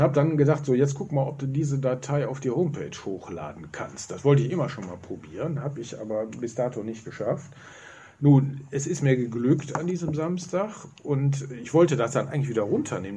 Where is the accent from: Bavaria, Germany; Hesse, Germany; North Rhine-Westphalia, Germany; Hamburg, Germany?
North Rhine-Westphalia, Germany; Remscheid; als gebürtiger Remscheider, nicht vom Hasten. Ich stamme oben vom neuen Haus Hohenhagen